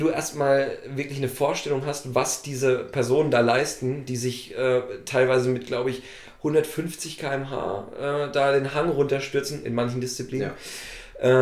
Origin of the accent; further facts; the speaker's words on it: Thuringia, Germany; Ich komme ja aus Thüringen